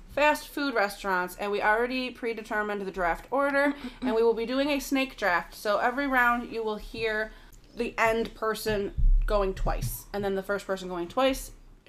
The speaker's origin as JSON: {"language": "English", "town": "Buffalo", "region": "New York", "country": "United States", "said": "I'm from Buffalo."}